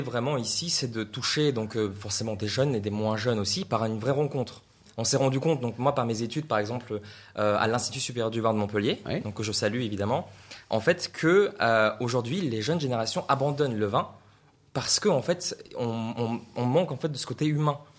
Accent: Russia; now in France; j'ai appris ça en fait en Russie parce que je viens de Russie

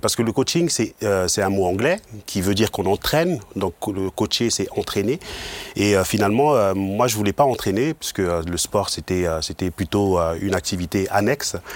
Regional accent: Mulhouse, Grand Est, France; moved away as an adult; now in Aubernais, France; je suis originaire de Mulhouse

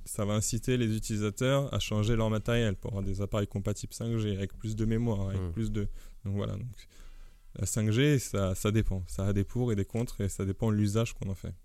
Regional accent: France; en tant que Français

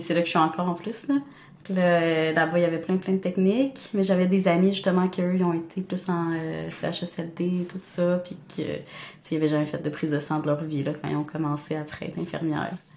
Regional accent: Montreal, Quebec, Canada; also born or lived in Rimouski / Sherbrooke; je viens de Montréal, j'étais allée à Rimouski en biomarine

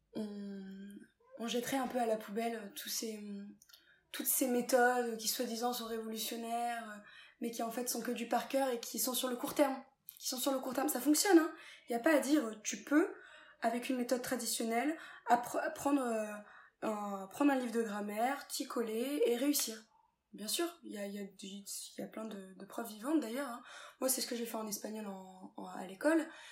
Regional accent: France; also born or lived in England; je suis française, je suis française

